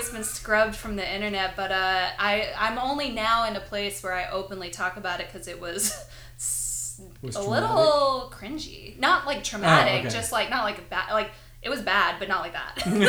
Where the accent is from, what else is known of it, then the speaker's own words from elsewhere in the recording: Los Angeles, California, United States; also born or lived in London / Connecticut; I grew up here, yeah.